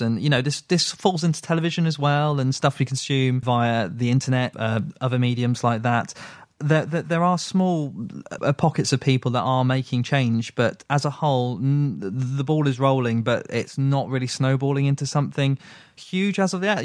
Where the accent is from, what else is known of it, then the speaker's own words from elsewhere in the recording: United Kingdom; I am British